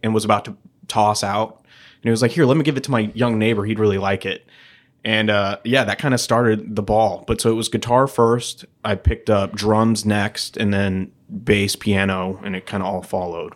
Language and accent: English; St. Louis, Missouri, United States; also born or lived in Oakville, Missouri / Kirkwood, Missouri; Saint Louis born and raised. I, uh, I grew up in Oakville, kinda South County area, right between Oakville and Melville.